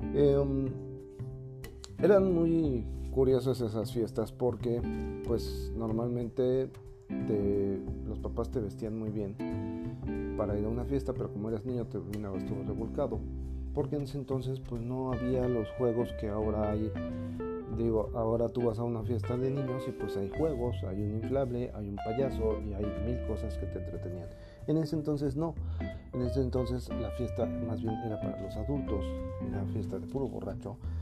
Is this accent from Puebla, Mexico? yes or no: yes; Puebla, Mexico; soy poblano, los poblanos somos totalmente paneros